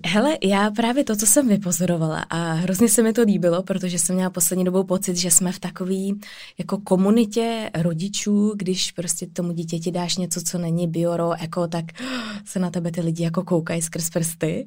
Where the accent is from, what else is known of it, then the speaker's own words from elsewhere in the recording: Czechia; jsme my Češi jako rodiče